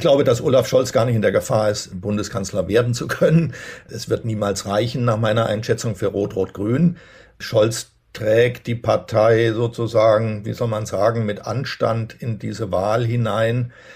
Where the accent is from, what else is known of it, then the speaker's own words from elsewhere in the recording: Berlin, Germany; daran hat man sich als Berliner gewöhnt